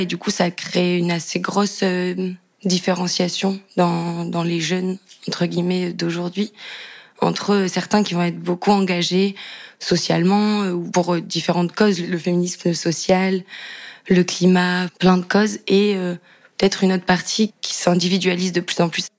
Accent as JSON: {"language": "French", "town": "Cahors", "region": "Occitania", "country": "France", "tie": "born or raised there", "said": "J'ai grandi dans une, euh, petite maison, euh, dans une petite ville qui s'appelle Cahors, dans le Lot."}